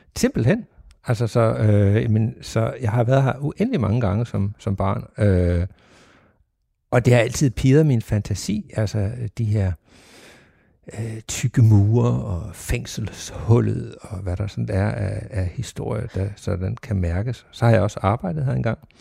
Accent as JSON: {"language": "Danish", "town": "Sønderborg", "region": "Southern Denmark", "country": "Denmark", "tie": "born or raised there", "said": "jeg er vokset op i Sønderborg, og Sønderborg Slot har altid været en del af, af mit liv hernede"}